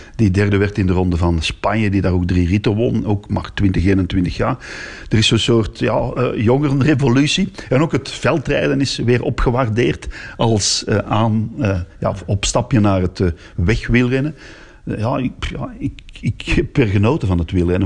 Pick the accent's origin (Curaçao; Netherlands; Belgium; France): Belgium; Antwerp, Flanders; Ik ben hier van Antwerpen